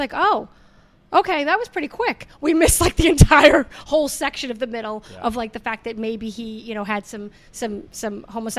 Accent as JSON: {"language": "English", "town": "Canton", "region": "Massachusetts", "country": "United States", "said": "I'm from Canton."}